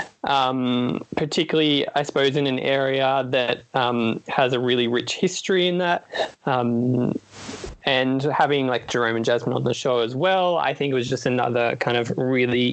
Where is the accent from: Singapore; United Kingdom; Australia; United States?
Australia; New South Wales; oh, it's my home state. I'm from New South Wales